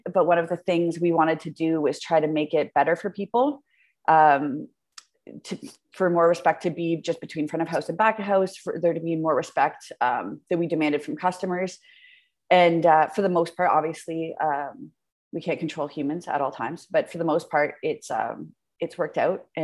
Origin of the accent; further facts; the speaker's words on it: Hamilton, Ontario, Canada; I'm born and raised in Hamilton, which I'm super proud